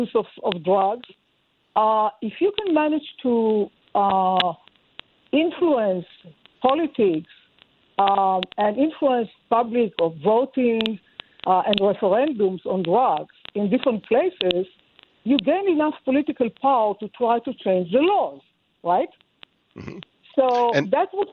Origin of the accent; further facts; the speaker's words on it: Israel; I'm Jewish. I was born in Israel.